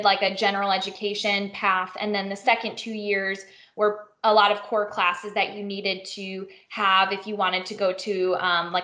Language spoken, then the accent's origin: English; Illinois, United States; moved away as an adult; also born or lived in Missouri; I grew up in Illinois